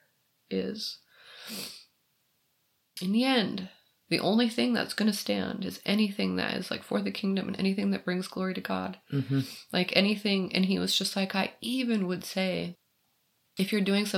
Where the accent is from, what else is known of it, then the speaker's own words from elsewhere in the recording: Michigan, United States; I'm from Michigan.